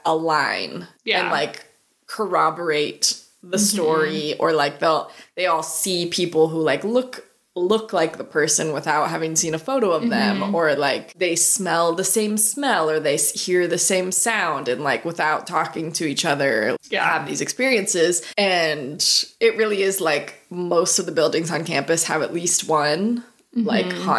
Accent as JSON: {"language": "English", "town": "Erie", "region": "Pennsylvania", "country": "United States", "tie": "born or raised there", "moved": "yes", "said": "it's in Erie, Pennsylvania, my hometown"}